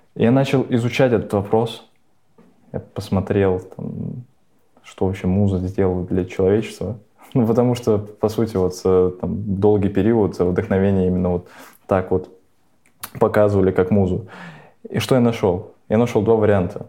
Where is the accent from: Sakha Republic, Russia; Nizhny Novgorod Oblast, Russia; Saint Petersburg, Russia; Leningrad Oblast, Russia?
Nizhny Novgorod Oblast, Russia; Nizhny Novgorod; moved away; also born or lived in Moscow; я, я же из Нижнего